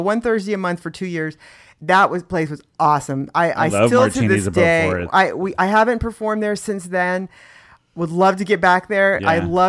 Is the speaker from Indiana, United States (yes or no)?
yes; Indiana, United States; moved away as an adult; now in San Diego, United States; I grew up in Indiana